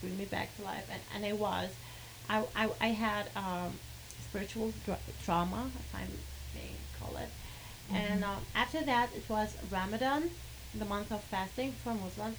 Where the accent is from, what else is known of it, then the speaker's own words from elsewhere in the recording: Kuwait; first language Arabic; English is a second language; I'm from Kuwait.